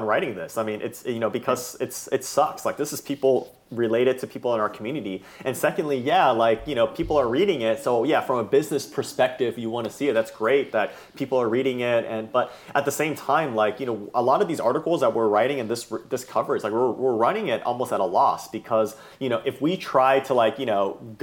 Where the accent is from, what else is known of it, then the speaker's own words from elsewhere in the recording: Bay Area, California, United States; I grew up in the Bay Area